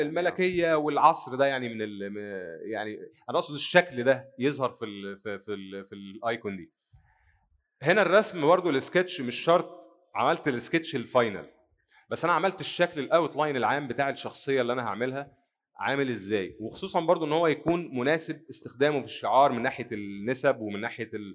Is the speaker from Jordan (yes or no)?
no; Egypt; عندنا في مصر